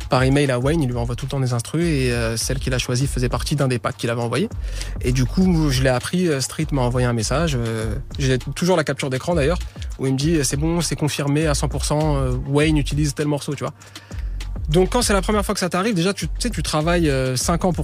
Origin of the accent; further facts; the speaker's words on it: France; Voilà, je suis français et on s'en fout.